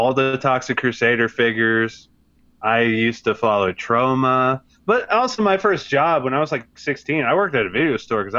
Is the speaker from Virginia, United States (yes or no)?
yes; Virginia Beach, Virginia, United States; I grew up in Virginia Beach.